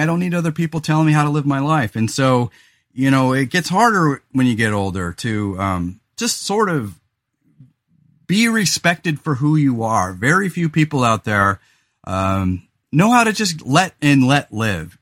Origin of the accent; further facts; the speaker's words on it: California, United States; also born or lived in Central Coast, California; now in Oregon, United States; I'm from California